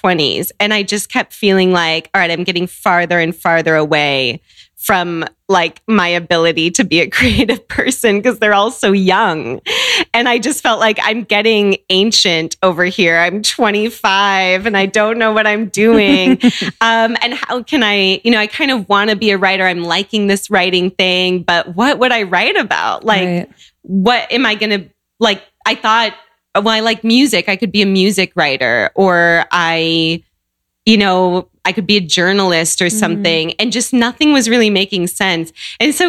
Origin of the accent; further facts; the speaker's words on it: Seattle, Washington, United States; moved away as an adult; also born or lived in Chicago / Santiago; I grew up in Seattle